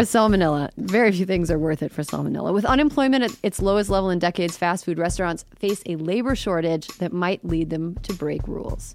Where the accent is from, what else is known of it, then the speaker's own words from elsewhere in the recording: Wisconsin, United States; moved away; I'm from Wisconsin